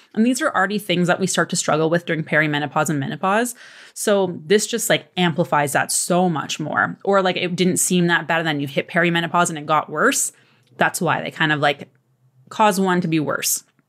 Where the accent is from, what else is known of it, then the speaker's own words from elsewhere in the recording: Canada; I'm Canadian